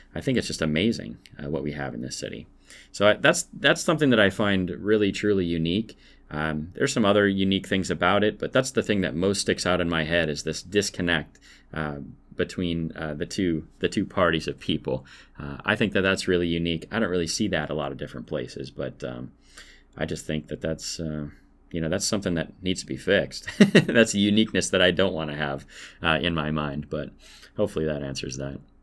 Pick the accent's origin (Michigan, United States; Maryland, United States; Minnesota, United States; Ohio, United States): Minnesota, United States; Perham; moved away as an adult; also born or lived in Holly, Minnesota / Greensburg, Pennsylvania; now in Pennsylvania, United States; I am from Minnesota